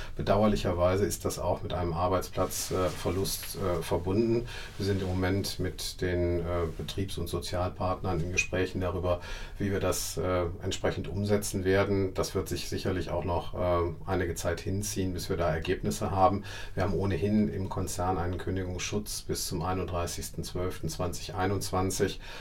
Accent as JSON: {"language": "German", "town": "Essen", "region": "North Rhine-Westphalia", "country": "Germany", "tie": "born or raised there", "said": "ich wohne auch weiterhin gerne in Essen, weil Essen ist meine Heimatstadt"}